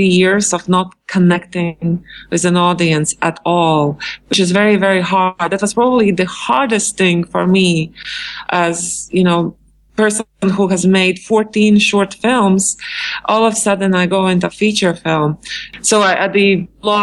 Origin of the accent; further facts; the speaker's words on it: Latvia; moved away as an adult; now in New York, United States; I came to New York from Latvia, and it was in 1996